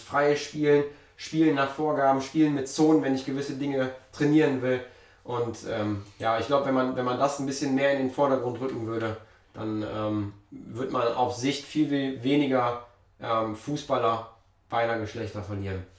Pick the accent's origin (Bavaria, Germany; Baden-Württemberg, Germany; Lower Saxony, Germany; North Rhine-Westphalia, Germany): North Rhine-Westphalia, Germany; Mönchengladbach; bei uns in Gladbach